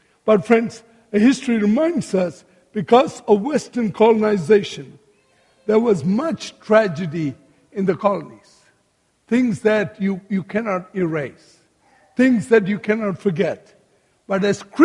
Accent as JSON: {"language": "English", "region": "Malacca", "country": "Malaysia", "tie": "born or raised there", "said": "My own hometown, Melaka, Malaysia"}